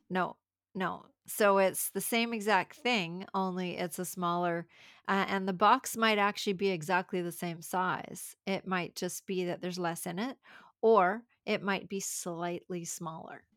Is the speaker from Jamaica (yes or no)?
no; Canada; I'm from Canada